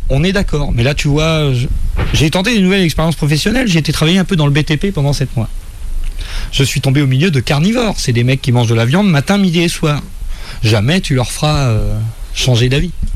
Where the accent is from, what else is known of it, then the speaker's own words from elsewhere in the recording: Saint-Malo, Brittany, France; moved away as an adult; also born or lived in England / Angers; j'ai eu mon premier poste dans ma ville natale